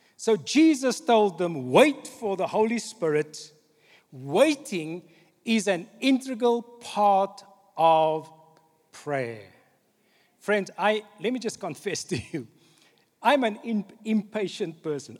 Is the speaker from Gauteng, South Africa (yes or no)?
no; Cape Town, Western Cape, South Africa; The church that I grew up in in Cape Town, on the Cape Flats